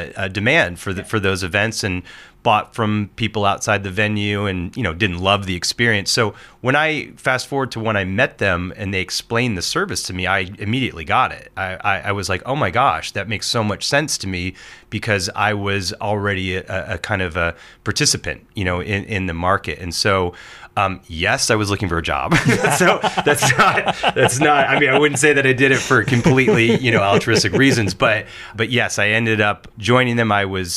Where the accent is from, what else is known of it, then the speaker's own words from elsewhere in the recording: Portland, Oregon, United States; When I moved to Oregon, I'm from Portland, Oregon. Moved there when I was a, you know, freshman